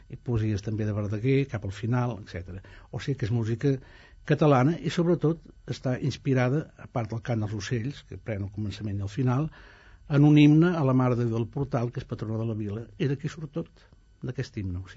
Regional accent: Italy; now in Spain; jo sóc italià, eh? sóc ciutadà italià, però, sí, no, aquí hi ha una mica més de dignitat

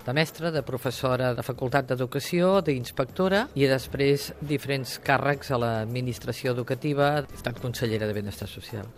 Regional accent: Banyoles, Catalonia, Spain; moved away; also born or lived in Girona / Ribes de Freser / Barcelona; personalment he viscut i he nascut a Banyoles, a Girona, a Ribes de Freser i a Barcelona

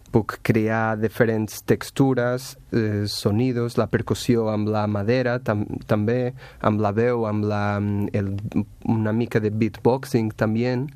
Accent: Portugal; Catalan is a second language; moved away as an adult; now in Barcelona, Spain; soc de Portugal

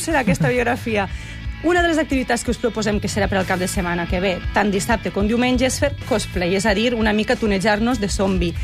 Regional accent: Valencian Community, Spain; moved away; sóc valenciana

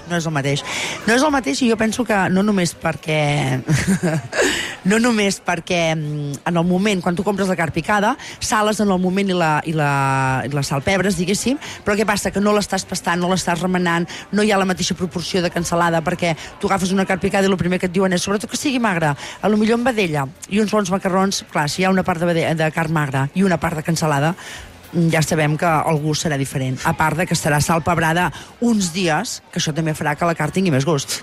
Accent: Tona, Catalonia, Spain; jo sóc de Tona, sóc de la comarca d'Osona

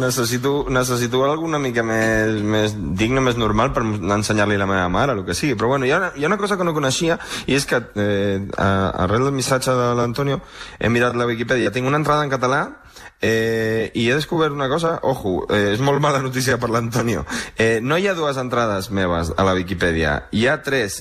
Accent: Uruguay; now in Madrid, Spain; jo soc d'Uruguai

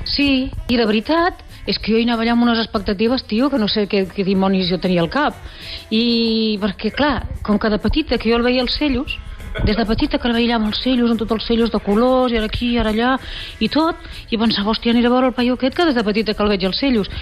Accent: Catalonia, Spain; jo ja soc catalana

